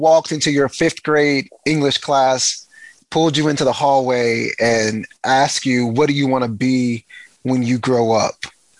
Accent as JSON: {"language": "English", "region": "East Texas", "country": "United States", "said": "I'm from East Texas where football is king."}